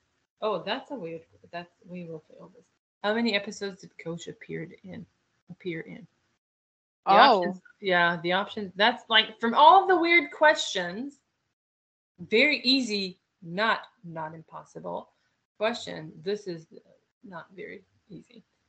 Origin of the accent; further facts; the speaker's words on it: Chicago, Illinois, United States; Thin crust pizza? No, thank you. I'm from Chicago.